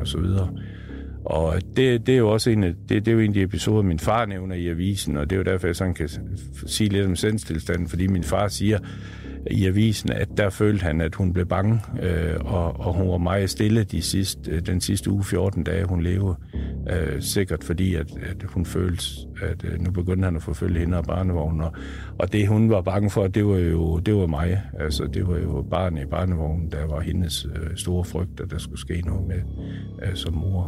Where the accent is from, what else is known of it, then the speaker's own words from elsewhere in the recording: Aalborg, North Denmark Region, Denmark; De boede ude på Gertrud Raskvej. Jeg er født ude på Gertrud Raskvej